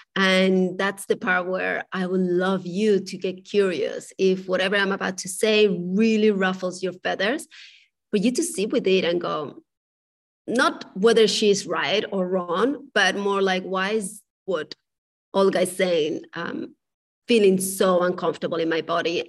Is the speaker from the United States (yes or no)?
no; Spain; moved away; I was raised in Spain.